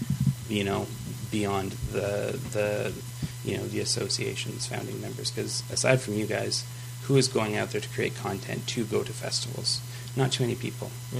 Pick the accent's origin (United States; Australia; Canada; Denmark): Canada; Fort McMurray, Alberta; it's in my town